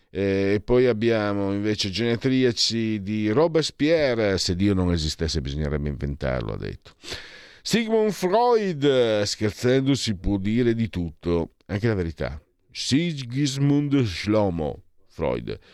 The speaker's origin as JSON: {"language": "Italian", "region": "Friuli-Venezia Giulia", "country": "Italy", "tie": "born or raised there", "said": "io vengo da Friuli, dalla periferia più profonda"}